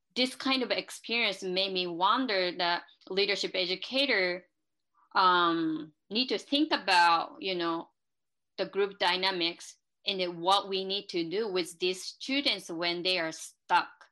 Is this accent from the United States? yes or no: no; Japan; moved away; I live in uh, two different cultures and two different ideologies because I'm from Japan and I still follow some perspectives that um, I developed by living in Japan